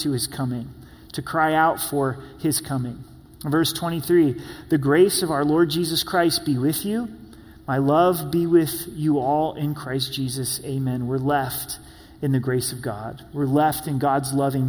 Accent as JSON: {"language": "English", "area": "Rogue Valley", "region": "Oregon", "country": "United States", "tie": "born or raised there", "moved": "yes", "lives_now": "Colorado Springs, United States", "said": "My hometown, the Rogue Valley"}